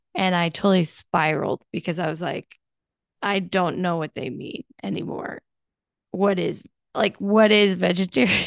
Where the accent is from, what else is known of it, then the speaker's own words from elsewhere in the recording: United States; we do that as Americans